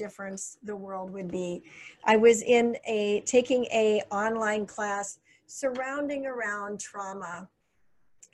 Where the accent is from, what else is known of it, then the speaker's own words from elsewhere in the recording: United States; moved away; also born or lived in Illinois / Minnesota / Florida; I grew up in Illinois and Minnesota